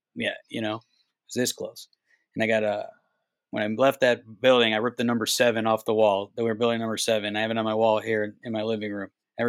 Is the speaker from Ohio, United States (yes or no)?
yes; Cleveland, Ohio, United States; I was a kid from Cleveland that like doesn't take anybody's shit.